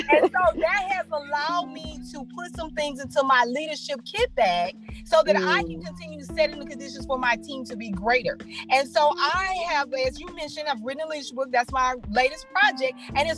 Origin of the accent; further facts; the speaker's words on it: Houston, Texas, United States; now in Port Arthur, United States; I'm originally from Houston, Texas.